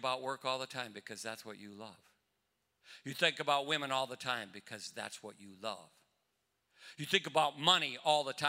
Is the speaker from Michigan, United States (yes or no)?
no; Newport, Minnesota, United States; I grew up in Newport, Minnesota